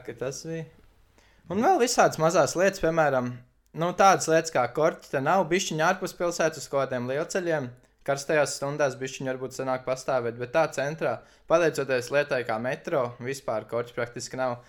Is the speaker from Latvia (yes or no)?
yes; Latvia; now in Norway; es esmu no Latvijas